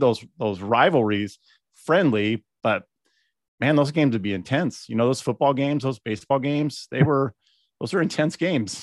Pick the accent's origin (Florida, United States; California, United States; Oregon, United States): California, United States; Bella Vista; I'm from Bella Vista